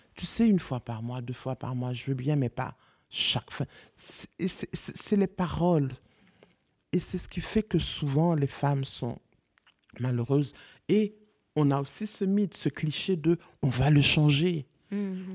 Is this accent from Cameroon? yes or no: no; Haiti; also born or lived in Congo; now in France; je suis haïtienne